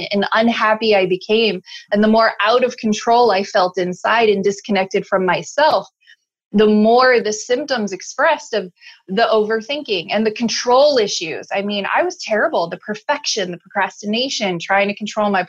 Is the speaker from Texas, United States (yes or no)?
no; Chicago, Illinois, United States; moved away; also born or lived in Alaska / Salt Lake City, Utah; I'm originally from Chicago, moved to Alaska with my mom